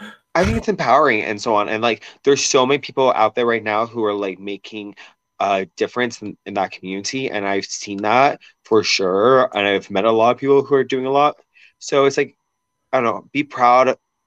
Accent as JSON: {"language": "English", "town": "Seattle", "region": "Washington", "country": "United States", "said": "I'm a liquids person. Like, I'm from Seattle, so I love coffee."}